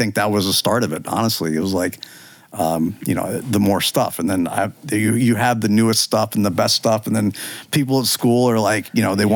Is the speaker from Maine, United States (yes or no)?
no; Northern Virginia, United States; I'm from Northern Virginia. I've grown up here my whole life.